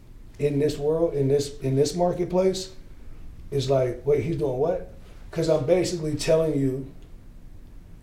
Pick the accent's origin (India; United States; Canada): United States; Gary, Indiana; I came from Gary. I lived in housing projects